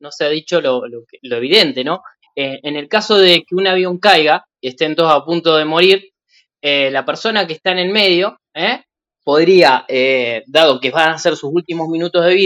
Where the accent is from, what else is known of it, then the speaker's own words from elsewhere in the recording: Argentina; te voy a responder como argentino. Un argentino sentándote entre dos personas que posiblemente se queden dormidas durante el viaje